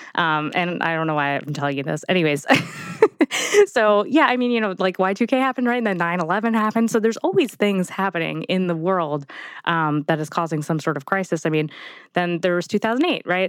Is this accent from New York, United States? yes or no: yes; New York, United States; I'm from New York